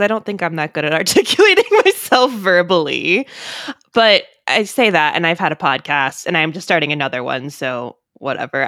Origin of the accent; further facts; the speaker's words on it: Maryland, United States; I'm from Maryland. I don't live that far from Burkittsville